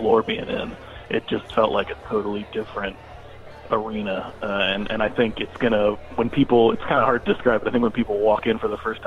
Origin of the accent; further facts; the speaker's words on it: Cincinnati, Ohio, United States; I grew up in Cincinnati